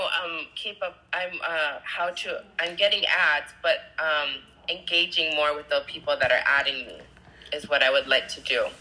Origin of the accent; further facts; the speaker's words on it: Hawaii, United States; I'm from Hawaii